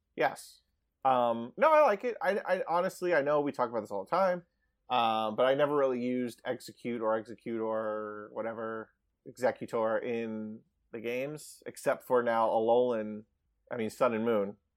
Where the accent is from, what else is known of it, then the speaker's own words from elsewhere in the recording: Long Island, New York, United States; I grew up on Long Island